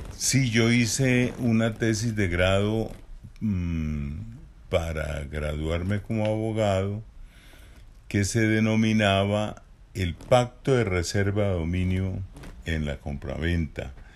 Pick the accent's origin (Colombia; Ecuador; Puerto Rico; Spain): Colombia; Barichara, Santander; Yo nací en Barichara, en una vereda, es decir, nací en el campo, mis padres eran campesinos